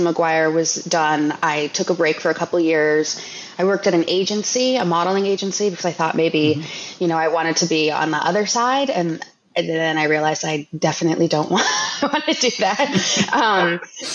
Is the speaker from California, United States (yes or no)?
yes; Los Angeles, California, United States; I grew up in Los Angeles